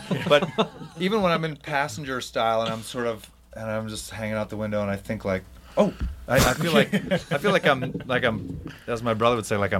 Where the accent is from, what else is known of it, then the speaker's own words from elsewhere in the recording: Palm Springs, California, United States; born there; Well, I was born in Palm Springs because that's the only place the hospital is.